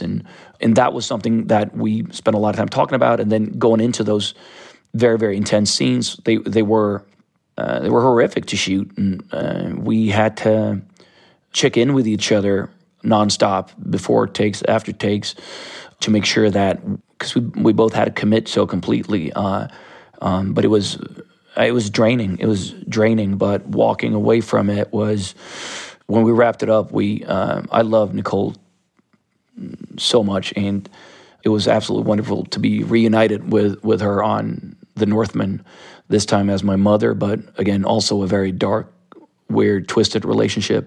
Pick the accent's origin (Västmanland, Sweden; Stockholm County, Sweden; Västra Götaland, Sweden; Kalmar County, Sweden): Stockholm County, Sweden; Stockholm; I grew up in Sudermalm, which is a, a very artistic neighborhood of South Stockholm